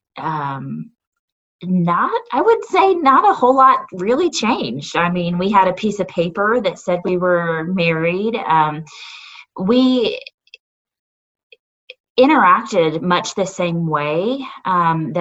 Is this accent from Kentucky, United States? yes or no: no; Northwest Arkansas, United States; also born or lived in Texas; I have been pretty much a native of Northwest Arkansas my whole life. I was born in Texas, but spent almost all of my life in Northwest Arkansas